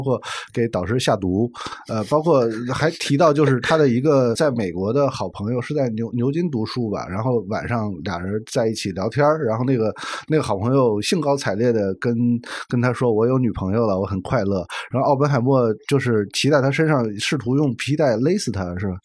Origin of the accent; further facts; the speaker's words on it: China; 我们中国人